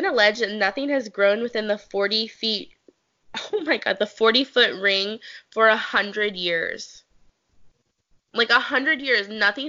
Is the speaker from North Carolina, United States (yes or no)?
yes; North Carolina, United States; So I grew up in North Carolina.